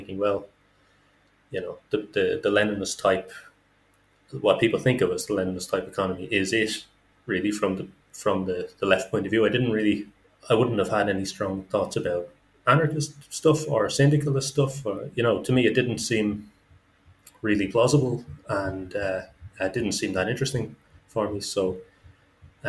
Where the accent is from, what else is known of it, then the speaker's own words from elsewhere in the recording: Dublin, Leinster, Ireland; moved away as an adult; now in Kazan, Russia; I am from Dublin in Ireland, and I live at the moment in Russia, in Kazan City